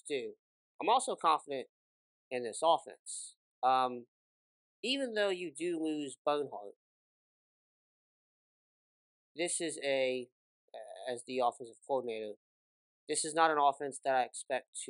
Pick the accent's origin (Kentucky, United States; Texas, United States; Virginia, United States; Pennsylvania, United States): Kentucky, United States; I'm from Kentucky